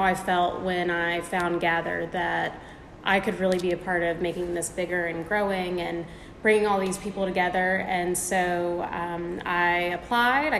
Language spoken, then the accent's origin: English; Newport News, Virginia, United States; moved away as an adult; also born or lived in Tampa; I was born and raised in Newport News.